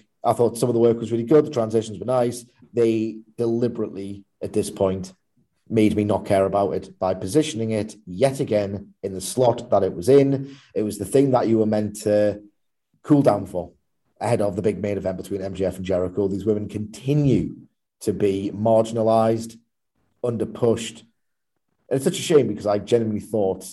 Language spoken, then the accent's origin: English; Newcastle upon Tyne, North East England, United Kingdom; as a Geordie